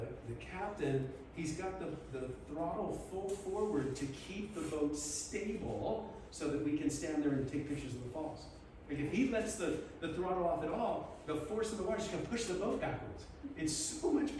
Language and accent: English; Southern California, United States; I grew up in Southern California.